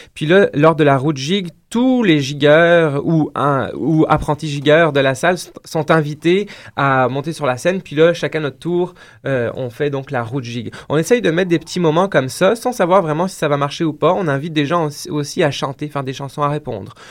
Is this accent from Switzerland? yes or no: no; France; moved away as an adult; now in Quebec, Canada; je viens de la France, donc là j'ai pratiqué la danse traditionnelle là-bas en France